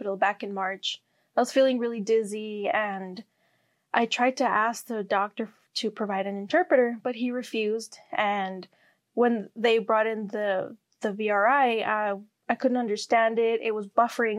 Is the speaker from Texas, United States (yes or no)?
yes; El Paso, Texas, United States; I grew up here in El Paso